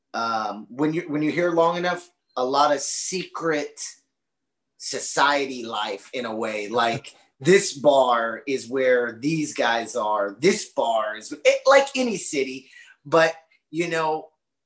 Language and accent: English; Austin, Texas, United States; I'm from Austin, Texas, which is sister, brother, gender neutral cities of Portland